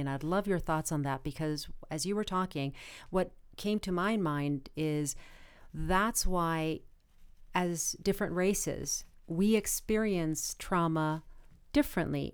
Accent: Arizona, United States; now in Los Angeles, United States; I am originally from Arizona, and just about everybody else in my family lives in Arizona

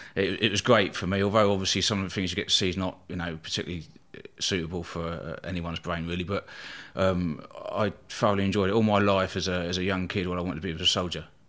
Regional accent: Eastbourne, South East England, United Kingdom; I was born in Eastbourne, uh, East Sussex on the south coast there

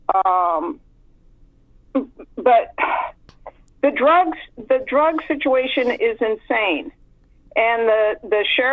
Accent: Marin, California, United States; I grew up in California. I grew up in Marin, just outside of San Francisco.

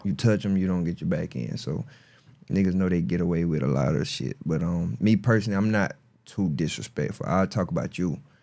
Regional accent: Marion, South Carolina, United States; I'm from Marion, South Carolina

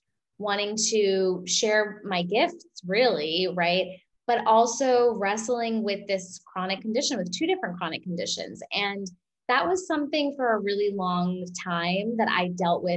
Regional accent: New York, United States; I'm an Indian woman. I'm a New Yorker

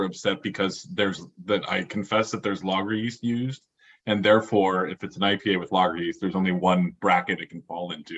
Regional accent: Oregon, United States; I grew up in Oregon

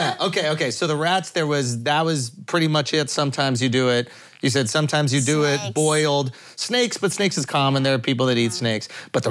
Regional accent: New York City, New York, United States; I grew up in New York City

